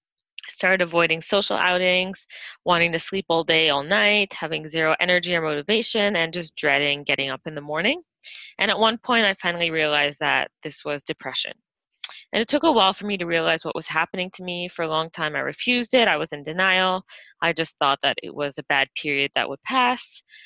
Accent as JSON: {"language": "English", "country": "Belgium", "tie": "born there", "also_born_or_lived": "California / Vancouver", "said": "I was born in Belgium, spent most of my life moving back and forth between North America and Europe."}